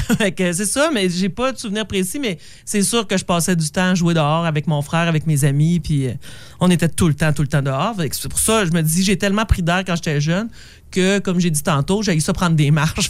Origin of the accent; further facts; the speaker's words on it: Sainte-Anne-des-Monts, Quebec, Canada; moved away; also born or lived in Val-d'Or; je viens de Saint-Anne-des-Monts